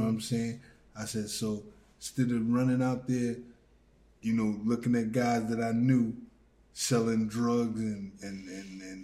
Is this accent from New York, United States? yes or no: yes; New York City, New York, United States; I'm from New York, yeah. South Bronx.